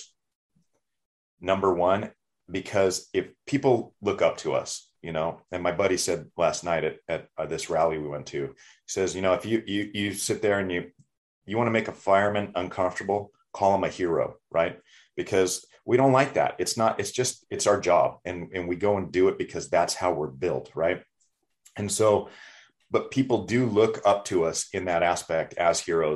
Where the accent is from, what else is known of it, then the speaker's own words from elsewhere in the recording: United States; We're all Americans